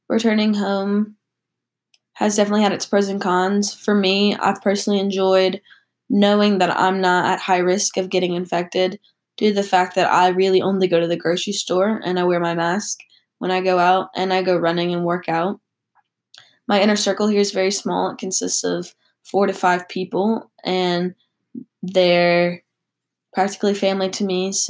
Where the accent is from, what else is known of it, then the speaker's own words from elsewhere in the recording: Mississippi, United States; moved away as an adult; now in North Carolina, United States; I personally chose to stay in North Carolina where I attend college, opposed to going back to my hometown of Mississippi for mostly personal reasons.